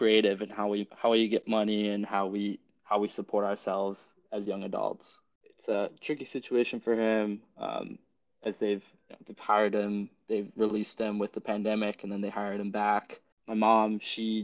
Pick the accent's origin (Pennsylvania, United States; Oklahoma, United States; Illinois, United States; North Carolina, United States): Illinois, United States; Chicago; moved away as an adult; now in New York City, United States; I was born in Chicago and lived my whole life there pretty much up until I got to college.